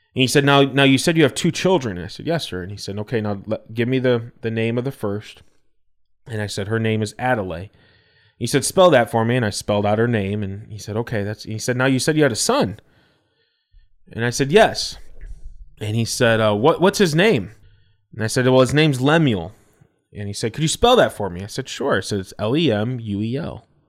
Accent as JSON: {"language": "English", "town": "Elgin", "country": "United States", "tie": "born or raised there", "said": "our church that I grew up at in Elgin"}